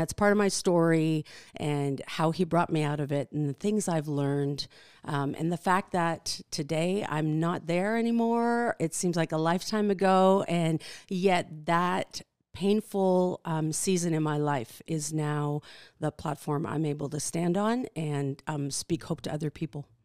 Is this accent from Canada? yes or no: yes; Canada; born or raised there; English is a second language; moved away as an adult; also born or lived in Netherlands; now in Kalispell, United States